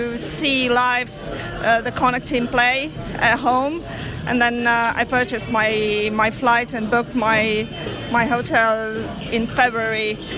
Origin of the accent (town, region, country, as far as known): Romania